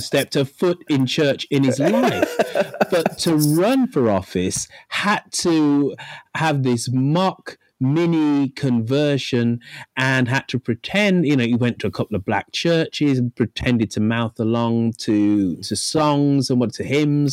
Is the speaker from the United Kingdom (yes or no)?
yes; United Kingdom; being a Brit